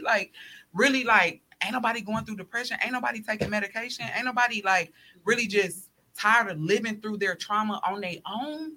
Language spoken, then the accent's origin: English; Chicago, Illinois, United States; moved away; also born or lived in Milwaukee; I'm originally from Chicago. So my family is there